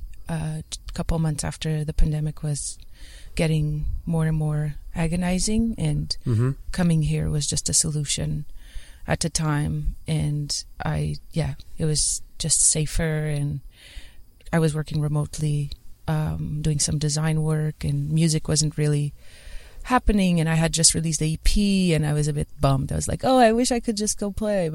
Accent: Portugal; moved away as an adult; also born or lived in Toronto, Canada; now in St. John's, Canada; I was born in Toronto in 92. Mm-hmm. My parents are both Portuguese, and then in 94 they decided to go back to Portugal, so I was a baby. I have no recollection of Toronto then. Mm-hmm. And I grew up all the way to 21

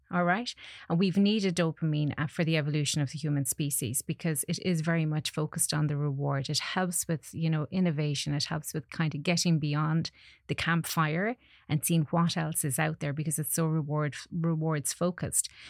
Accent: Connacht, Ireland; growing up in Ireland

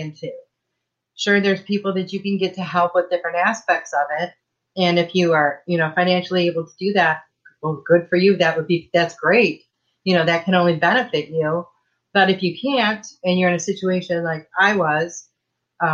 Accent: Michigan, United States; now in Texas, United States; I was born and raised in Michigan

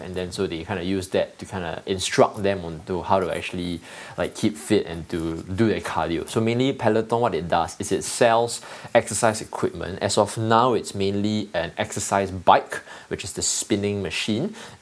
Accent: Singapore; I'm from Singapore.

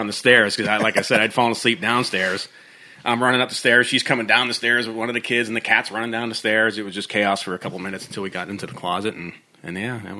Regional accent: upstate New York, United States; now in Nashville, United States; where I grew up in New York, which is just nasty winters.

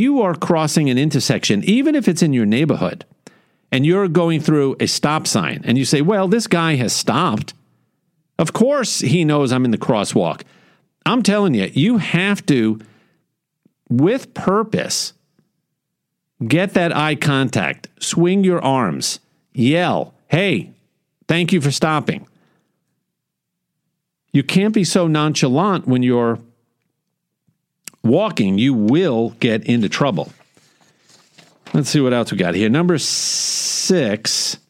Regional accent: New York, United States; now in Houston, United States; growing up in New York

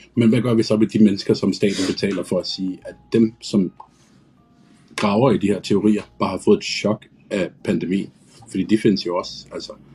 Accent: Hørsholm, Capital Region of Denmark, Denmark; Jeg er 38 år, kommer fra Hørsholm

